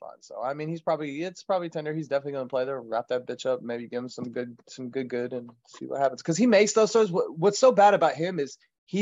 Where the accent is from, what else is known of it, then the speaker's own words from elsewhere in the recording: Boston, Massachusetts, United States; moved away; I'm from Boston